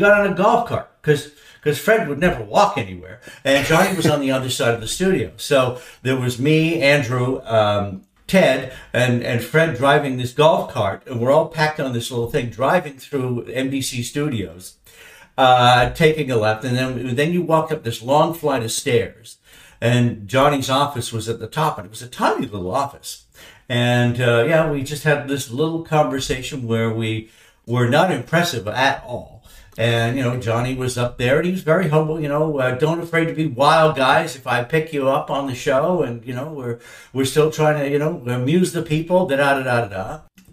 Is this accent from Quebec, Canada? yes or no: no; Toronto, Ontario, Canada; also born or lived in Derbyshire, England; we grew up in Canada, watching The Tonight Show